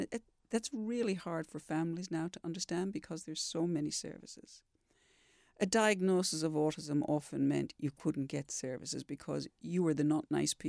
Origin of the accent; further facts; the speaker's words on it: Western Australia, Australia; Can I tell you, I've had a love affair with Western Australia ever since. I mean, I'm West Australian